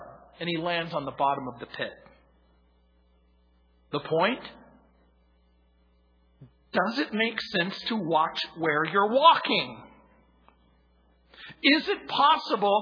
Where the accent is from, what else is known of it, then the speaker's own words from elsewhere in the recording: United States; I grew up in the Mojave Desert